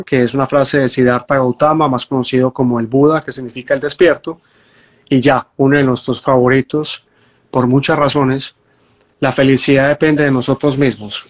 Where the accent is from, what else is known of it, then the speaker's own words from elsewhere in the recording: Medellín, Antioquia, Colombia; moved away; como me tocó a mí en mi infancia en la Comuna 13